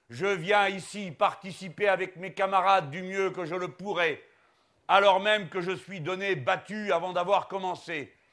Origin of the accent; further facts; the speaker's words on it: Hauts-de-France, France; Moi, je suis d'ici, je suis du Pas-de-Calais, du bassin minier, pour la raison que, comme vous, mes grands-parents n'étaient pas français